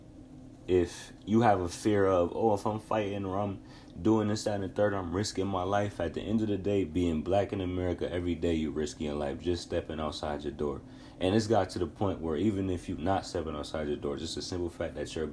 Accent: New York, United States; I'm from New York State.

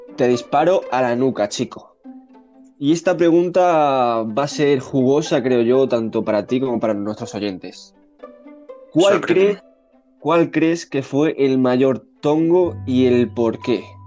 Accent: Spain; somos españoles

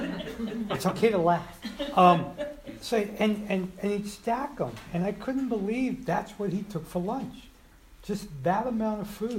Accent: Colma, California, United States; also born or lived in Santa Cruz; I grew up in Colma

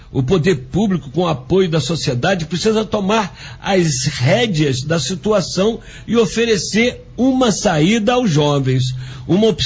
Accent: Angra dos Reis, Rio de Janeiro, Brazil; Sou nascido e criado em Angra, tenho orgulho de ser um peixe com banana

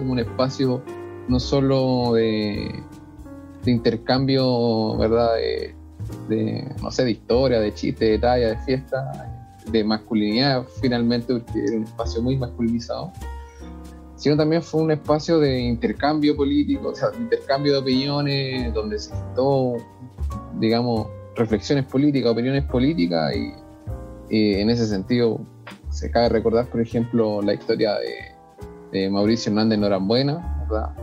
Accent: Puente Alto, Santiago Metropolitan Region, Chile; yo soy de Puente Alto

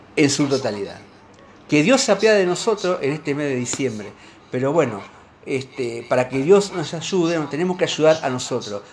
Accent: Argentina; como muchos argentinos

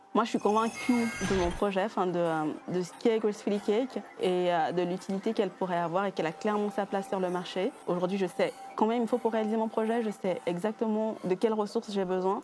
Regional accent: Geneva, Switzerland; je viens de Genève, j'ai grandi ici

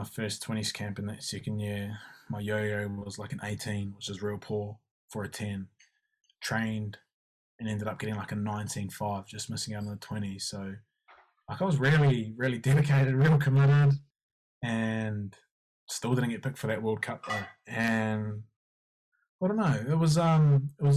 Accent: Taranaki, New Zealand; also born or lived in Hawera; growing up in the Naki, being an 18-year-old Māori boy

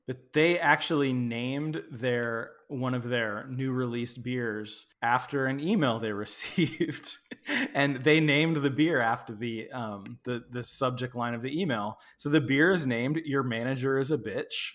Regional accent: Midwest, United States; now in Texas, United States; I grew up in the Midwest.

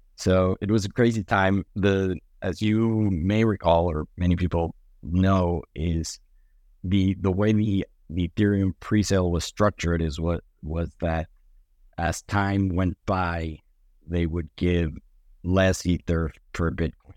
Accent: Mexico City, Mexico; moved away as an adult; I grew up in, in Mexico City

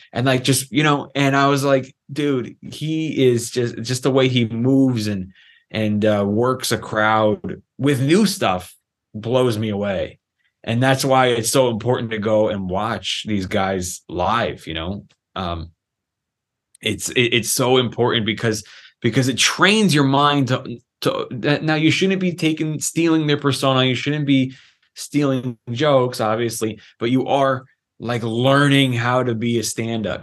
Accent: Los Angeles, California, United States; I was raised in Los Angeles, California

